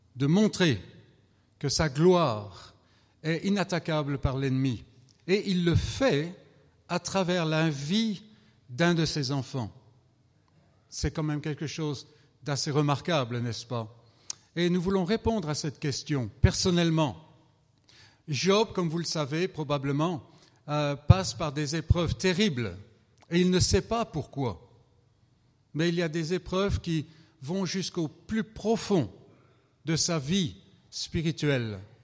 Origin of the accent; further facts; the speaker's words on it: France; je viens de France